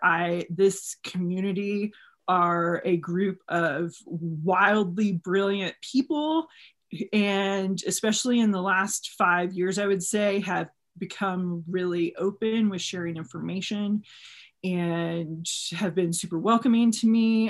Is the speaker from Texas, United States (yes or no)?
yes; Texas, United States; I'm from Texas